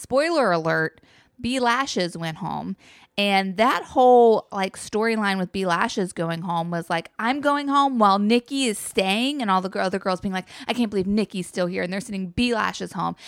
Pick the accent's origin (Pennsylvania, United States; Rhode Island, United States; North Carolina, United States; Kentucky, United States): North Carolina, United States; guys that I grew up with in North Carolina